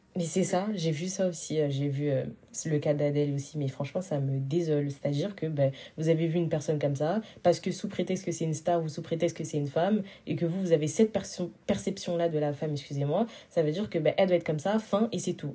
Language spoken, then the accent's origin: French; Senegal; je suis sénégalaise